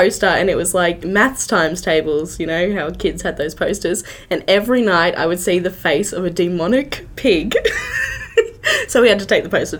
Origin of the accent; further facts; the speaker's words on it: Sydney, New South Wales, Australia; Growing up in Sydney on Halloween, like all the kids would do it.